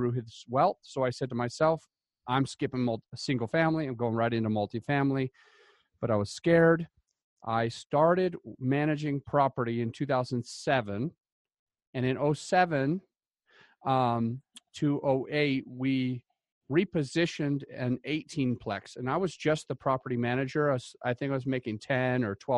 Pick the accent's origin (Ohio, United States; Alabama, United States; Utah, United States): Utah, United States; moved away; I came from Utah originally